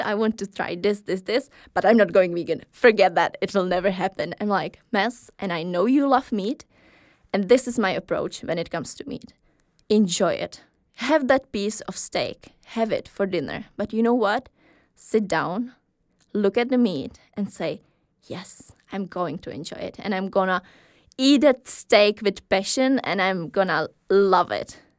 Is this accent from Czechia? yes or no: yes; Czechia; moved away as an adult; now in Aarhus, Denmark; I'm from Czech Republic. I have been living here in Aarhus for a while